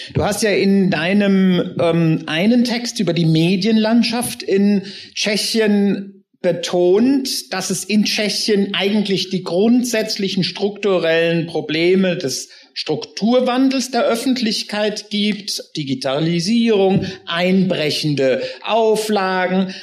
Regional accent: Germany; wir als Deutsche

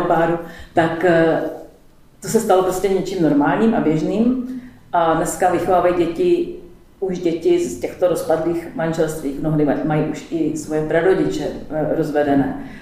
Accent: Prague, Czechia; now in Hodonín, Czech Republic; já jsem, pocházím z Prahy

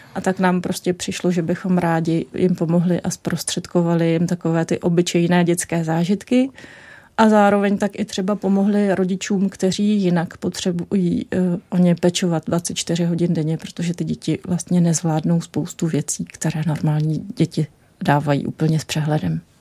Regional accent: Czechia; jsem byla chudá česká studentka na Erasmu

